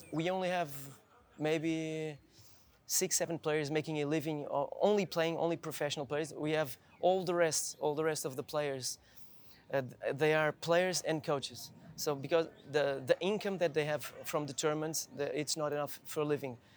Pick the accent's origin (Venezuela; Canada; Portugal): Portugal; Lisbon; English is a second language; also born or lived in Viseu, Portugal; I was born in the north of Portugal, in Viseu, in, in the north, in the center. And with four years old, I came. I came to Lisbon